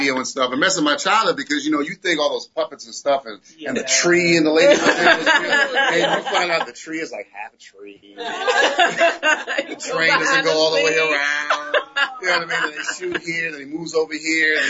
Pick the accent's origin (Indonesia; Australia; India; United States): United States; Connecticut; also born or lived in New York; now in Atlanta, United States; originally Connecticut. Well, New York and Connecticut. So, I claim Connecticut because everyone claims New York.